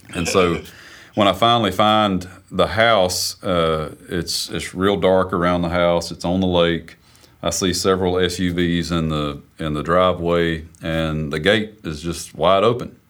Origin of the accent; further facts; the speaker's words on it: South Carolina, United States; moved away as an adult; also born or lived in Nashville, Tennessee; I'm from South Carolina. I'm a student at Belmont University.